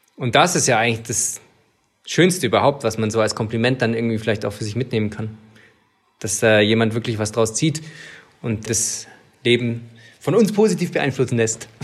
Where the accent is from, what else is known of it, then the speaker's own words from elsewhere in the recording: Swabia, Germany; ich als Schwabe